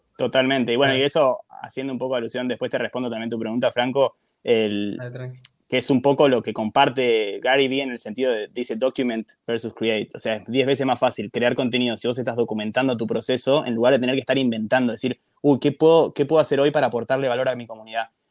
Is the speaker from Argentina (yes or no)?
yes; Argentina; vengo desde Argentina